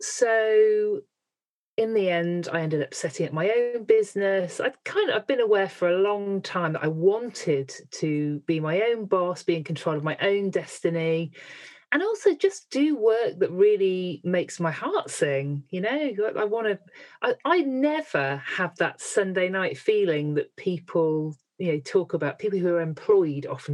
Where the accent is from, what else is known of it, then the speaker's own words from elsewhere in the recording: Midlands, United Kingdom; I'm from the Midlands